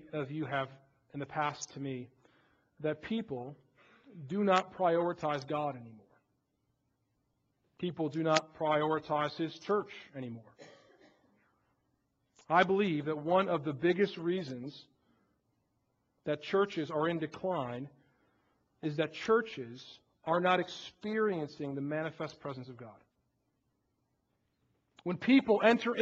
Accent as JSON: {"language": "English", "area": "outside Chicago", "region": "Illinois", "country": "United States", "tie": "born or raised there", "moved": "yes", "said": "Outside Chicago"}